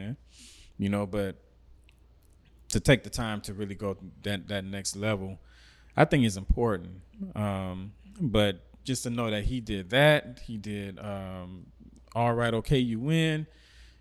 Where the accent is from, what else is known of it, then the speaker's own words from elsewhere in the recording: Miami, Florida, United States; moved away; since I was in high school back in Miami